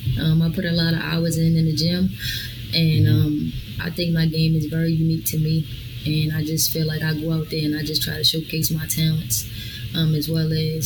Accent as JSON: {"language": "English", "town": "Baltimore", "region": "Maryland", "country": "United States", "tie": "born or raised there", "moved": "yes", "lives_now": "San Marcos, United States", "said": "with me growing up in Baltimore, I wouldn't have wanted to have it any other way"}